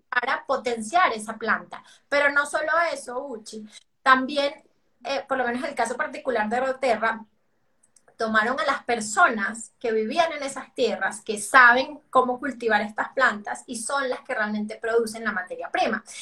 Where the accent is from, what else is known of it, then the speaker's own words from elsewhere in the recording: Venezuela; now in Colombia; yo soy venezolana, pero vivo en Colombia